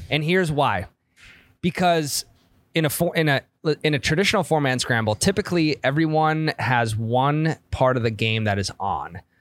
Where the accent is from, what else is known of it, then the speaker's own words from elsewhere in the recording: Midwest, United States; I'm from the Midwest